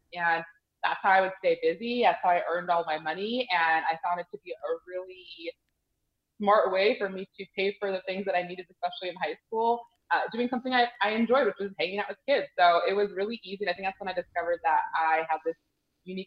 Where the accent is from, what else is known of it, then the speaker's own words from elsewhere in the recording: Mission Viejo, California, United States; moved away as an adult; also born or lived in New Jersey; now in Tempe, United States; I grew up in Mission Viejo, California, which is South Orange County